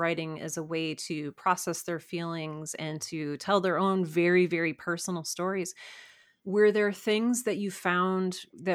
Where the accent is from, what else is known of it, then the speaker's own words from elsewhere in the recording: Cleveland, Ohio, United States; I grew up in Cleveland, Ohio